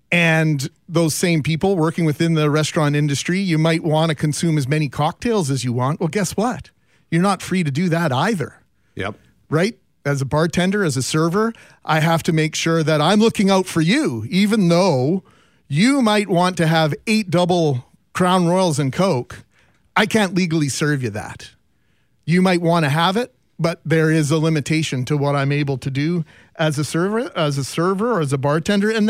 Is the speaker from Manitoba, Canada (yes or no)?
yes; Winnipeg, Manitoba, Canada; do I look like I'm from Winnipeg